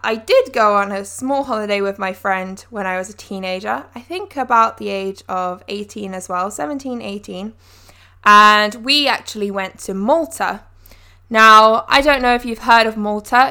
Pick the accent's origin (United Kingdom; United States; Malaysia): United Kingdom; as British folk, we are surrounded by the ocean